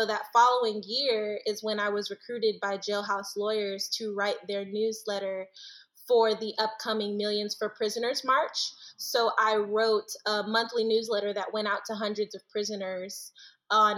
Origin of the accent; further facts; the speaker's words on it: Detroit, Michigan, United States; moved away as an adult; also born or lived in Pontiac, Michigan; now in Washington, United States; I'm originally from Detroit, Michigan.